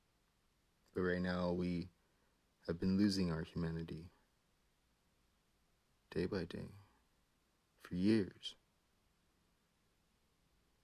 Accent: Hawaii, United States; now in California, United States; I was raised in Hawaii, where we over there didn't really care much for the mainland

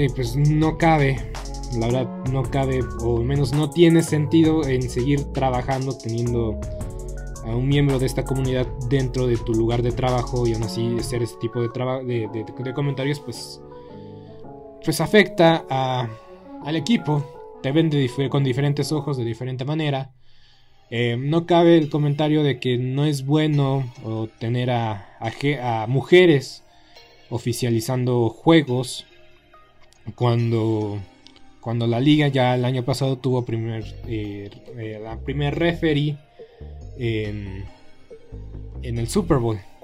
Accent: Mexico; nos falta visión, nos falta visión como, como mexicanos

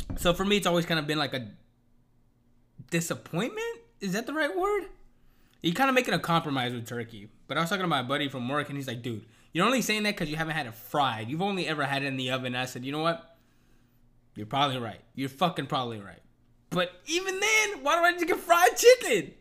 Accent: United States; I'm American

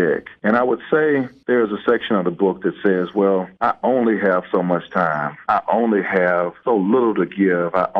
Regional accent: South DeKalb, Georgia, United States; I grew up in South DeKalb

